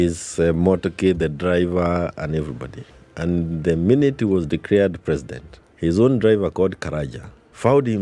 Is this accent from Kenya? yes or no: yes; Kenya; we as Kenyans